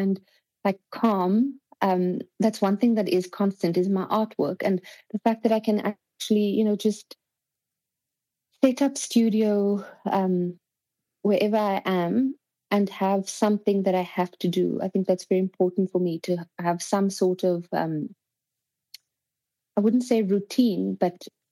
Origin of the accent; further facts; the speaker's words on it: Cape Town, Western Cape, South Africa; moved away; also born or lived in Paris / Spain; I am from Cape Town, so I was with my family